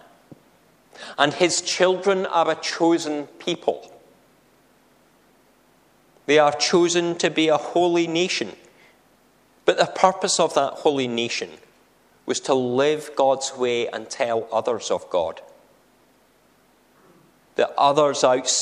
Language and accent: English; a town near the Scottish-English border, Scotland, United Kingdom; I say that coming from a town that's close to a border. And I'm proud of which side of the border I was born on